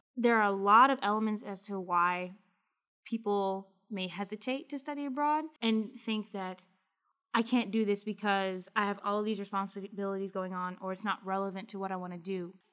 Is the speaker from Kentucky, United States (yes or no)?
yes; Kentucky, United States; I'm from Kentucky